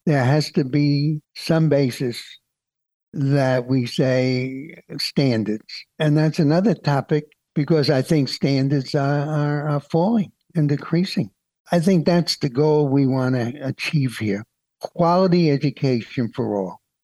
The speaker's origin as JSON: {"language": "English", "town": "New York City", "region": "New York", "country": "United States", "tie": "born or raised there", "said": "When I grew up in Brooklyn"}